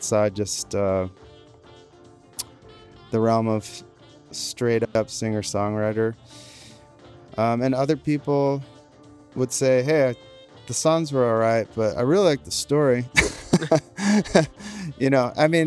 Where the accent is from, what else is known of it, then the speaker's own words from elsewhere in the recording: New York, United States; now in California, United States; I'm from New York originally.